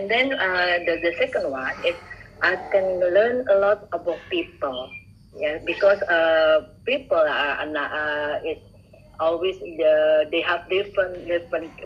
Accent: Bandung, West Java, Indonesia; English is a second language; moved away as an adult; now in Surabaya, Indonesia; I'm from Bandung, and I work in Surabaya after my graduation as a psychologist

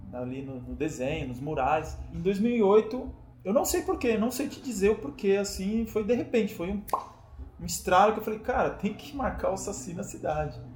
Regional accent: São Paulo, Brazil; also born or lived in Bahia; eu nasci na Bahia, no interior da Bahia, e vim para cá, para São Paulo, muito cedo, com 3 anos de idade

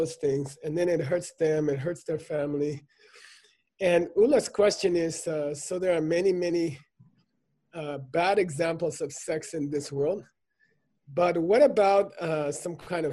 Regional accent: United States

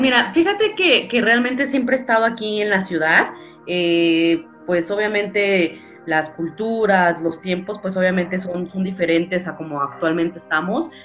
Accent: Mexico City, Mexico; soy 100% chilanga, soy nacida aquí exactamente en la Ciudad de México.

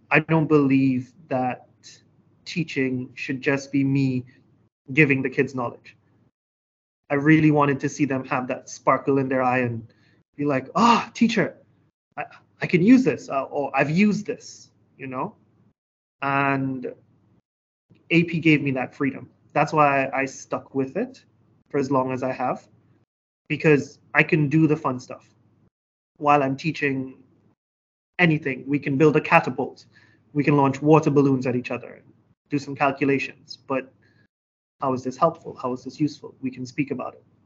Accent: Trinidad & Tobago; moved away as an adult; now in Hangzhou, China; I'm from beautiful Trinidad and Tobago.

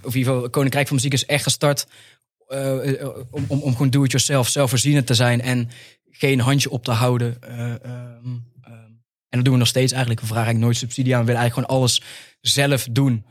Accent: 's-Hertogenbosch, North Brabant, Netherlands; we komen uit Den Bosch

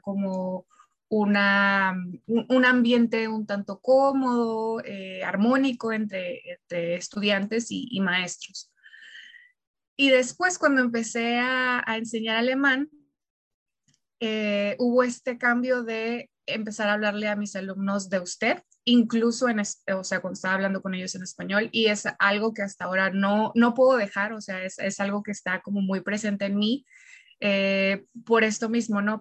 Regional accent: Mexico; siendo nosotros mexicanos, nosotros no hablamos un dialecto español

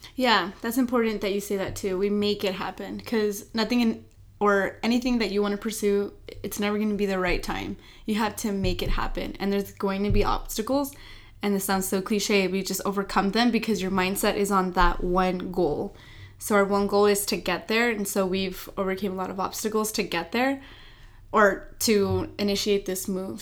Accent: El Paso, Texas, United States; we're from El Paso, Texas

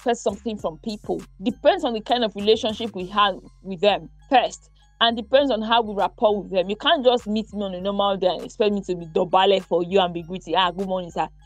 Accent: Edo, Nigeria; where I'm from Edo State

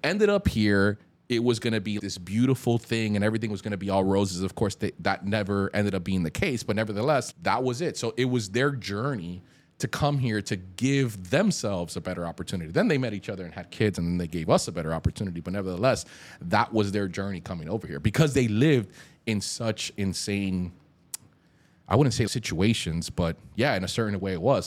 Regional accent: Hialeah, Florida, United States; also born or lived in Colombia; growing up in Hialeah

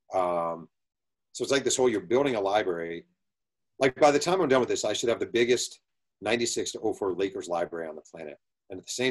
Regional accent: Mahopac, New York, United States; I'm some guy from Mayo Pack

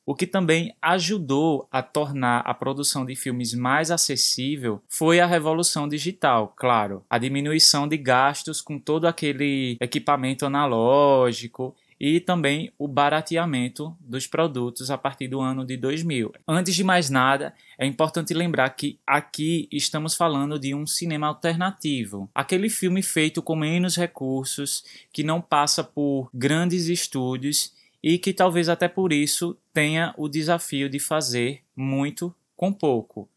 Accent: Brazil; nós brasileiros

